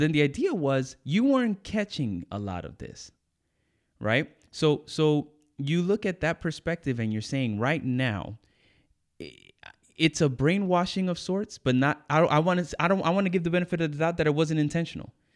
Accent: United States; I grew up in the States

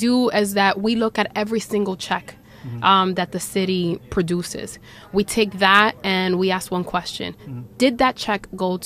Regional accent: New York City, New York, United States; I'm Dominicana, I was born and raised in Washington Heights

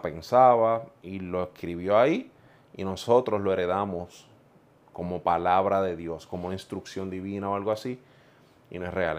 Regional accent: Puerto Rico; also born or lived in Ponce, Puerto Rico; yo soy del centro de la isla, de Juntas Puerto Rico, nacido en Ponce. Y crecí en un hogar no necesariamente cristiano.

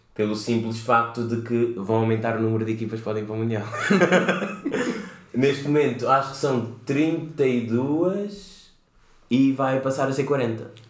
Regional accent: Portugal; venho de Portugal

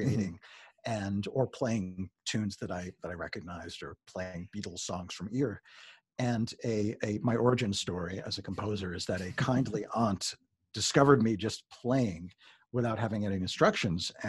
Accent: Long Island, New York, United States; I grew up in Long Island and we were spitting distance from New York City

